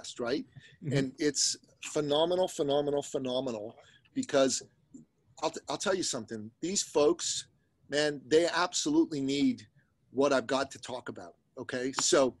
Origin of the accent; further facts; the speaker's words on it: Iran; moved away; I'm an immigrant from the Middle East, from Iran